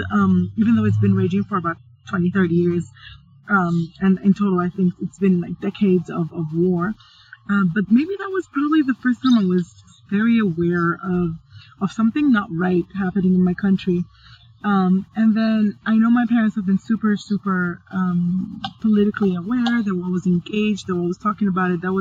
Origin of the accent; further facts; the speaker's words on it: Egypt; also born or lived in Sudan / Libya; I was born in Sudan and I left when I was about three. And I grew up in so many different places. Uh, grew up in the Middle East, I grew up in Libya, and then it was about 10 years stretch in Egypt.